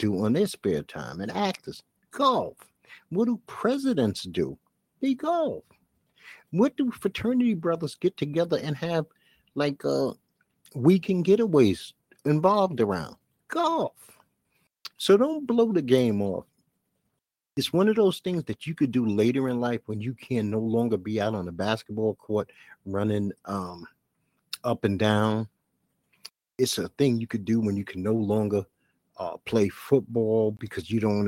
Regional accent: United States; I'm an American

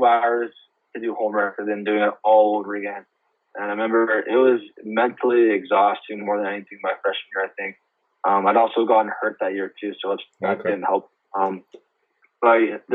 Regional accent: Winnipeg, Manitoba, Canada; moved away as an adult; Brady and I, another Winnipeg guy, we got made fun of so much for being Canadian

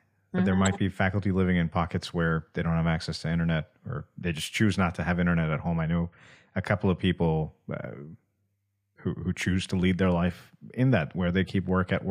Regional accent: India; Growing up in India, you're forced to work hard and develop a good work ethic because there are a billion people, literally over a billion now, who are working harder to have the same life as you.

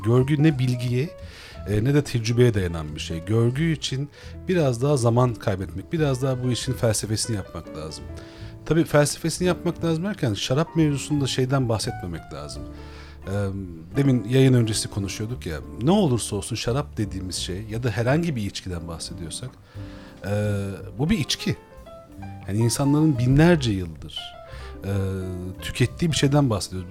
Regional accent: Istanbul, Turkey; Benim bütün çocukluğum e, Hebil Adada geçti

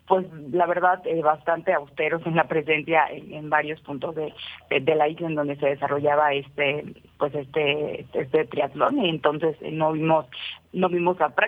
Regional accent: Mexico; bastante bastante importante para nosotros como mexicanos

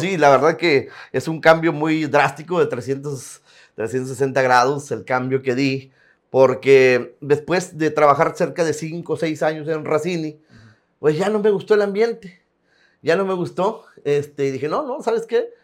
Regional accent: Tampacán, San Luis Potosí, Mexico; moved away as an adult; also born or lived in Ciudad Acuña; now in Piedras Negras, Mexico; Es Tampacán, San Luis Potosí de originarios. En el 99, 1999, recién había terminado la, preparatoria.

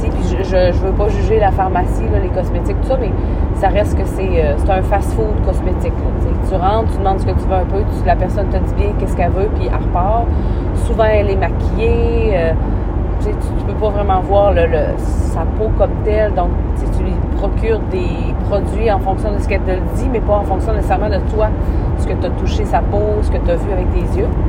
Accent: Roberval, Quebec, Canada; mourir probablement à Robertval. Robertval était ma ville natale. J'allais grandir, faire ma vie là, avoir mes enfants là.

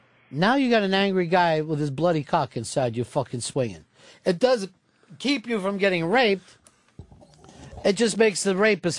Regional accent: Kentucky, United States; Oh, I remember. I was born and raised in Kentucky.

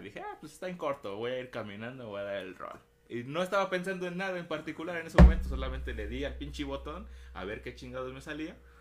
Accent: Mexico; nosotros como cultura mexicana

